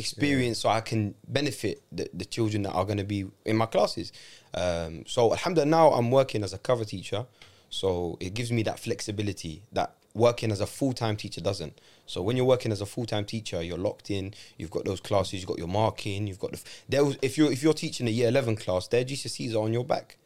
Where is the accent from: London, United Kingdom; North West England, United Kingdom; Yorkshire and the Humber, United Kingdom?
London, United Kingdom; I grew up in London. I know how London is.